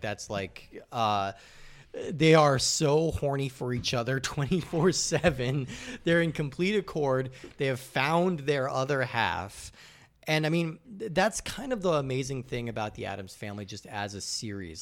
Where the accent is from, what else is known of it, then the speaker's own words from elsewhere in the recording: Rocky Mountains, United States; I grew up in the Rocky Mountains